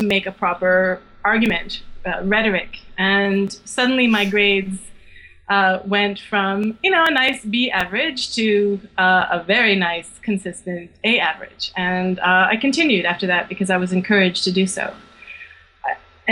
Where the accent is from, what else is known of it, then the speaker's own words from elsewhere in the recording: rural Quebec, Canada; now in Montreal, Canada; I grew up in the country of rural Quebec, but I'm now a city girl